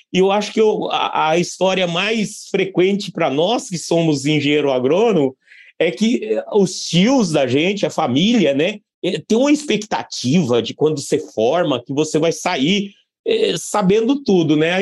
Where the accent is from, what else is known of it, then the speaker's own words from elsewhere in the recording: Barra do Bugres, Mato Grosso, Brazil; Eu nasci em Barra do Bugres, Mato Grosso, e indo para a fazenda desde criança com, com meus pais